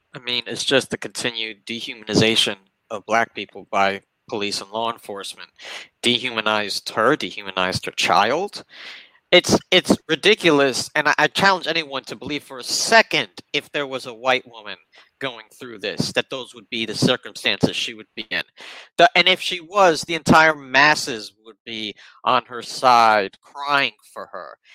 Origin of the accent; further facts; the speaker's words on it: New York City, New York, United States; I grew up in Bronx public uh, middle school, elementary school